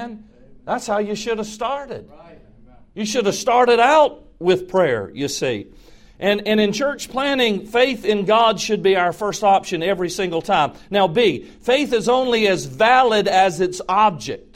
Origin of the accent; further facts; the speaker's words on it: Georgia, United States; I'm from Georgia